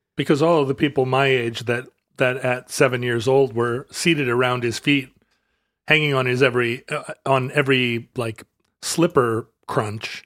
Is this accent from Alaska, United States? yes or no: yes; Anchorage, Alaska, United States; growing up in Anchorage